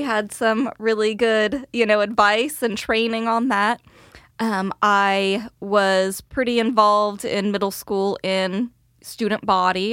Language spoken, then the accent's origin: English; Bakersfield, California, United States; now in Sherwood, United States; I grew up in Bakersfield, California, all oil and agriculture down there.